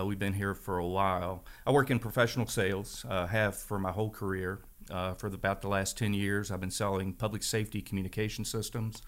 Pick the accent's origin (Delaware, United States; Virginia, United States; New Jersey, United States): Virginia, United States; Strasburg; also born or lived in Frederick County, Virginia; I grew up in Stroudsburg, Virginia